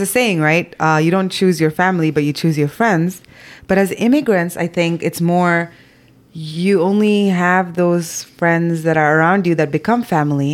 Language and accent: English; Zambia; moved away; growing up in Zambia